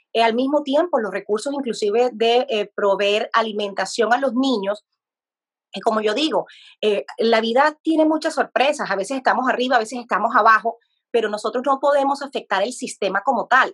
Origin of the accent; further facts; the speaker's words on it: Colombia; now in United States; yo soy de Colombia como país